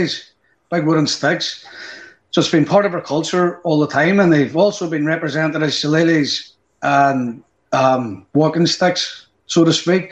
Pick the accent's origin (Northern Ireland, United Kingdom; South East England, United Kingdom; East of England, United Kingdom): Northern Ireland, United Kingdom; as Irish people